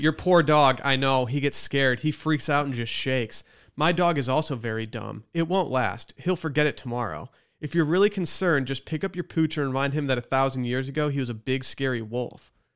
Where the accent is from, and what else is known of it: Harbor Springs, Michigan, United States; born or raised there